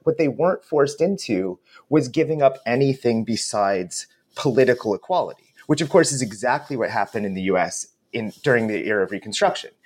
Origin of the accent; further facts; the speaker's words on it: United States; also born or lived in West Coast, United States; as an American